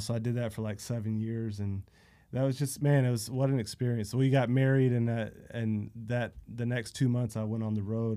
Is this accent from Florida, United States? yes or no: yes; Central Florida, United States; I grew up in Central Florida, middle of nowhere